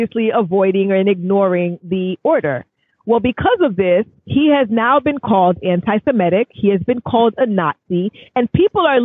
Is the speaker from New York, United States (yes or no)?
yes; New York City, New York, United States; as a New Yorker